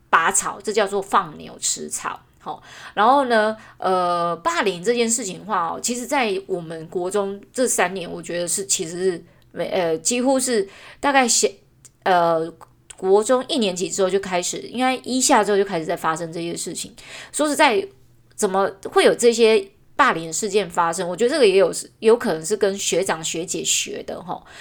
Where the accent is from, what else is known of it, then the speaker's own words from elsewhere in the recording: Taichung, Taiwan; 我们因为家里举家又搬迁到了更， 就是台中市市中心